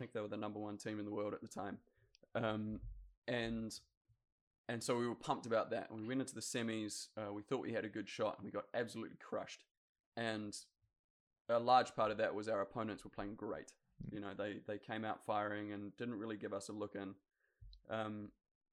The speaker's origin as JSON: {"language": "English", "country": "New Zealand", "tie": "born or raised there", "said": "Growing up in New Zealand, the Olympics is king"}